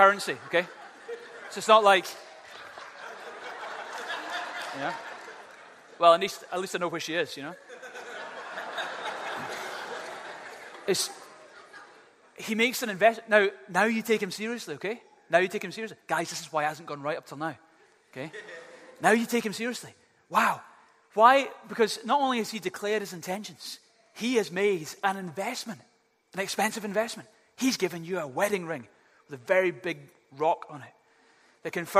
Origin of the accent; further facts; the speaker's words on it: Glasgow, Scotland, United Kingdom; I had two little cats when I was growing up in Glasgow